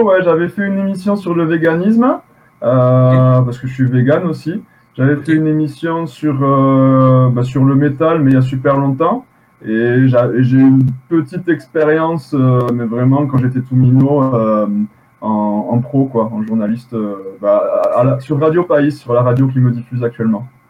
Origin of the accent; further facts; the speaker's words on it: Occitania, France; on est français en même temps